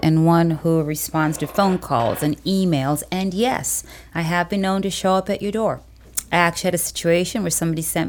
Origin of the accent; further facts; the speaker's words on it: Cape Town, Western Cape, South Africa; now in United States; I'm South African by birth, Cape Town